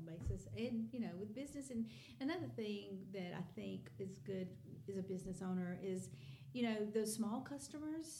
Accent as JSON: {"language": "English", "town": "Rome", "region": "Georgia", "country": "United States", "tie": "born or raised there", "lives_now": "Dalton, United States", "said": "We did move away when I was 3 weeks old to Rome"}